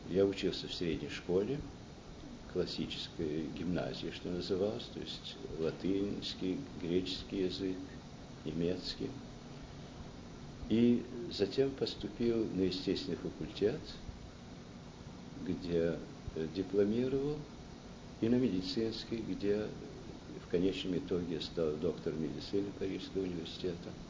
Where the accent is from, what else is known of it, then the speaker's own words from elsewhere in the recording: Lausanne, Vaud, Switzerland; born there; also born or lived in Moscow; И в результате этого я родился в Лозанне, в Швейцарии. Оттуда мы уже в июне-июле месяце вернулись в Россию, прожили недолго в Москве, где ну, вся семья мос э, московская была.